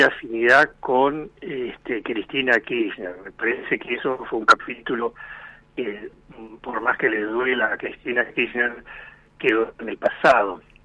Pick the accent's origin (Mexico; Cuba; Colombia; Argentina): Argentina; a nosotros como argentinos